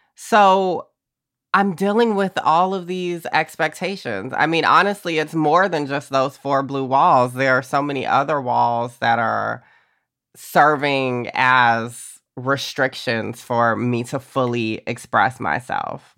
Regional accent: Augusta, Georgia, United States; growing up in Georgia

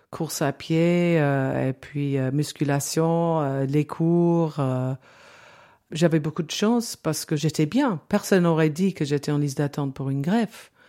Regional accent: England, United Kingdom; French is a second language; Donc, euh, on était deux anglaises à se parler en français.

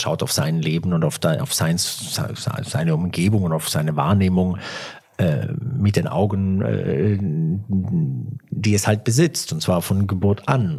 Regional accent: Germany; also born or lived in Italy (ancestry); ich bin Deutscher

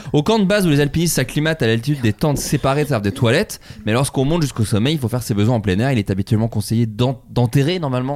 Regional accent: Champagne-Ardenne, Grand Est, France; je suis de Champagne-Ardenne

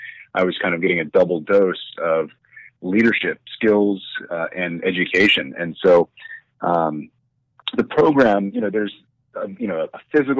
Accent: Sioux Falls, South Dakota, United States; also born or lived in Germany; So I spent kind of my first 12 years as a military brat growing up in Germany. And then my parents retired to Sioux Falls, South Dakota, which is where I went to middle school and high school.

